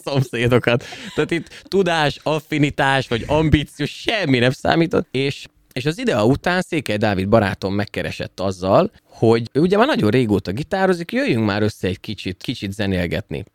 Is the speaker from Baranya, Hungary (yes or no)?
no; Szolnok, Jász-Nagykun-Szolnok, Hungary; Csak én vagyok szolnoki.